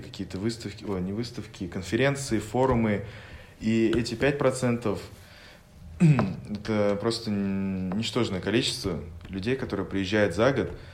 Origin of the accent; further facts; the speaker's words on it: Bashkortostan, Russia; now in Moscow, Russia; я из Республики Башкортостан